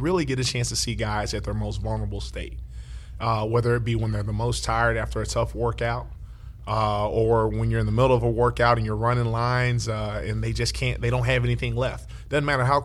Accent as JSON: {"language": "English", "town": "Dallas", "region": "Texas", "country": "United States", "tie": "born or raised there", "said": "growing up right here in Oak Cliff, Texas"}